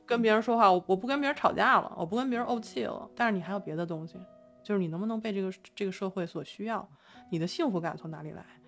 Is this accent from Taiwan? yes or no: no; China; 反正我们是中国人嘛